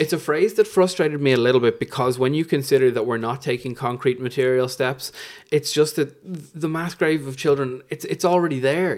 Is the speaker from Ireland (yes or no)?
yes; Fairhouse, Leinster, Ireland; I'm from Fairhouse